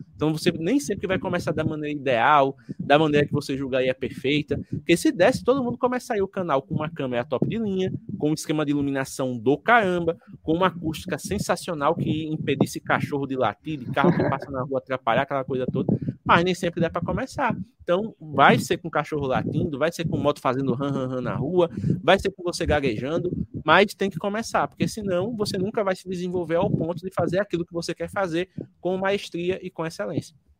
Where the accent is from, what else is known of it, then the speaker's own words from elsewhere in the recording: Alagoas, Brazil; eu sou de Alagoas, né? Sou do Nordeste